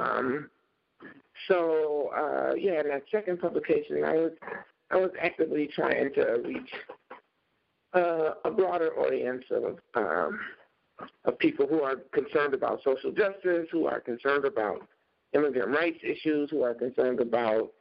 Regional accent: Chicago, Illinois, United States; now in Minnesota, United States; growing up in Chicago in this really all-Black environment

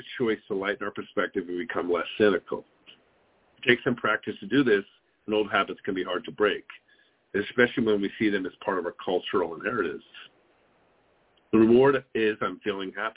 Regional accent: New York, United States; now in Phoenix, United States; Growing up in New York and getting driver's license included defensive driving classes

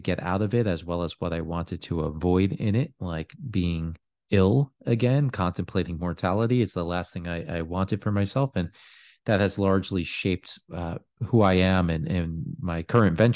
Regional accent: New York, United States; I am originally from New York.

